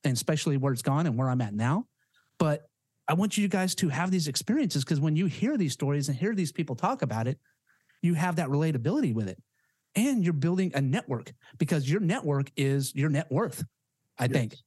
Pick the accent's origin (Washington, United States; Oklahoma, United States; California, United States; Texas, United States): Oklahoma, United States; Yukon; now in San Diego, United States; I grew up in Yukon, Oklahoma